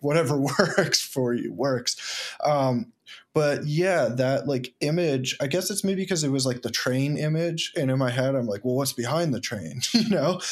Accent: the Berkshires, Massachusetts, United States; moved away; also born or lived in Ithaca; I was born in the Berkshires and, um, go back often 'cause my family's there

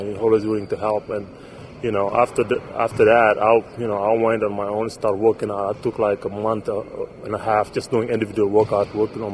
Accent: Senegal; moved away; I'm from Senegal. You know, I grew up playing soccer and stuff.

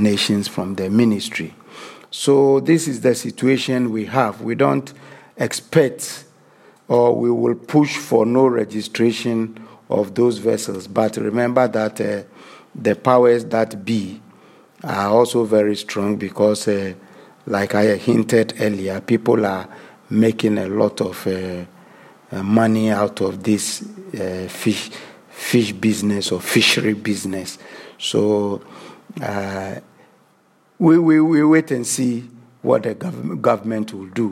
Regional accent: Ghana

